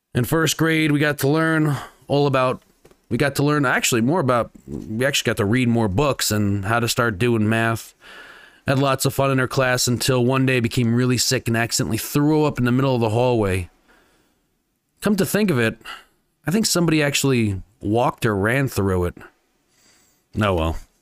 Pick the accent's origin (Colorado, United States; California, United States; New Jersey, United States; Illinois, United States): New Jersey, United States; now in Las Vegas, United States; my hometown, New Jersey